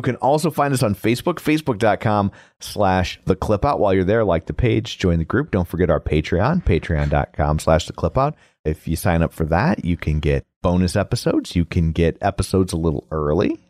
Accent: United States; I'm American

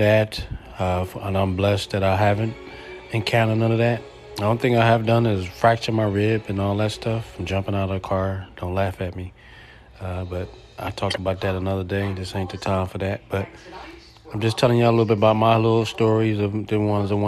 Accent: Philadelphia, Pennsylvania, United States; now in Texas, United States; growing up in Philadelphia to move to Texas to change my life

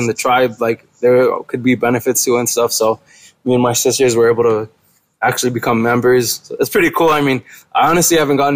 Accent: Los Angeles, California, United States; I grew up in a little part of the Valley called Pacoima

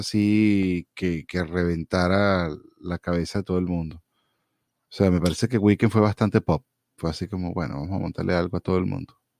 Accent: Venezuela; moved away as an adult; now in United States; cuando yo me fui de Venezuela

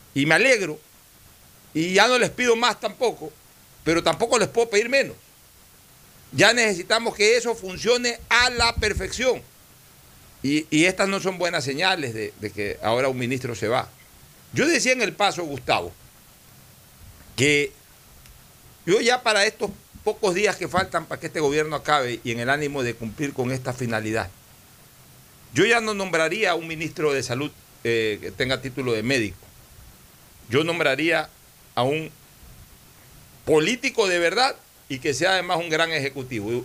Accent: Ecuador; como ecuatoriano

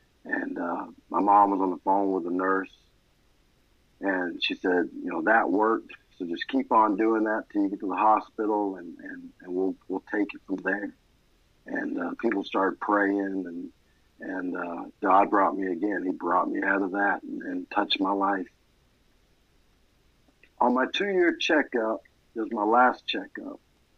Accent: Maine, United States; born there; My story begins in Maine, and I was born in May 2nd, 1987.

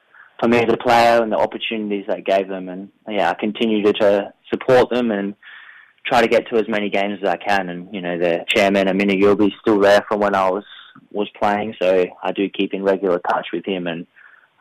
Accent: McLaren Vale, South Australia, Australia; I'm a very proud McLaren Vale boy, so I like to get, well, I live back in my hometown

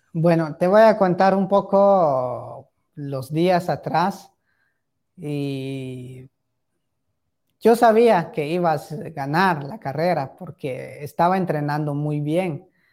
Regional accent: Tecpán, Chimaltenango, Guatemala

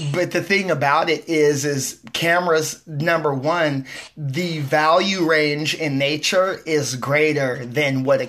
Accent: West Coast, United States; I'm your host from the West Coast

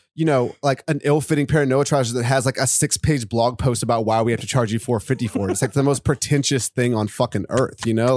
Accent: Charlottesville, Virginia, United States; moved away as an adult; now in New York, United States; I wanna move back to my hometown of Virginia

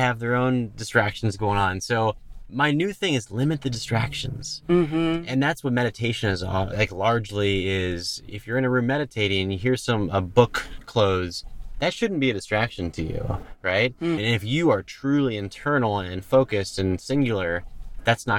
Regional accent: Texas, United States; we're both from Texas

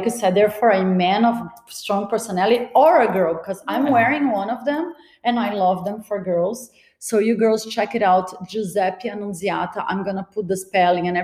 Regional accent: Brazil; now in Miami, United States; I'm Brazilian, my mom was Brazilian, my dad was French

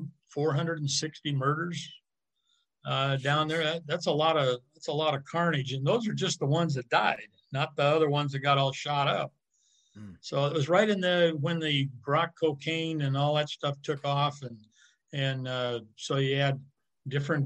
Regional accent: California, United States

